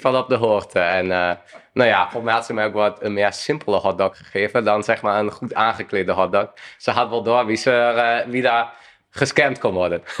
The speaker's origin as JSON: {"language": "Dutch", "area": "Twente", "region": "Overijssel", "country": "Netherlands", "said": "ik kom uit Twente. Dan speelde ik daar in ja, selectie-elftal"}